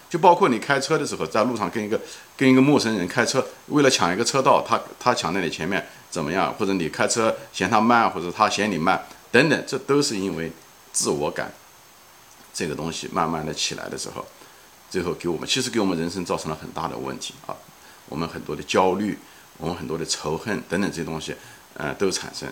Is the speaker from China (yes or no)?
yes; China; 我们中国人看中文的局限性